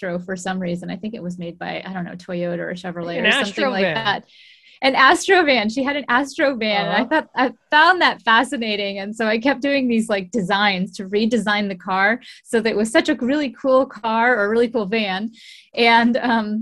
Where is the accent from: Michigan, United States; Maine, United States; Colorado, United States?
Colorado, United States; Golden; moved away; also born or lived in Richmond, British Columbia, Canada; I grew up in Golden, Colorado.